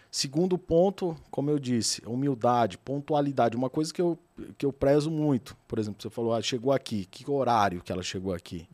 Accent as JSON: {"language": "Portuguese", "town": "Adamantina", "region": "São Paulo", "country": "Brazil", "moved": "as an adult", "lives_now": "São Paulo, Brazil", "said": "eu sou do interior de São Paulo, uma cidade pequena, Adamantina, relativamente pequena, e eu sempre trabalhei"}